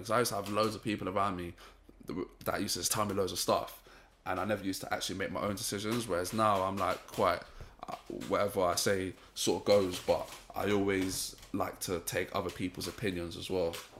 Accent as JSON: {"language": "English", "country": "St. Vincent & Grenadines", "also_born_or_lived": "Ealing", "said": "I'm from Saint Vincent"}